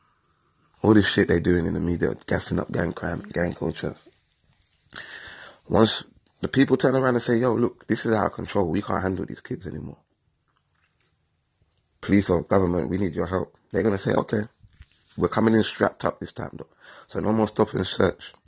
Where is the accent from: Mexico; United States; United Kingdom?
United Kingdom; England; I grew up in England my whole life. I was born here.